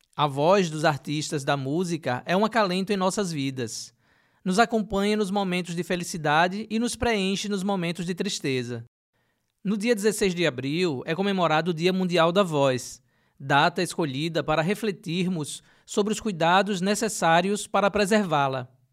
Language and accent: Portuguese; Aracaju, Sergipe, Brazil; eu sou da região do Bugio